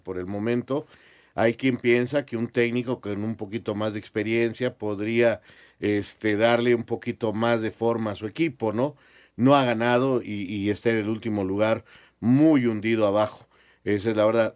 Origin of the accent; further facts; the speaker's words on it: Mexico; somos los mexicanos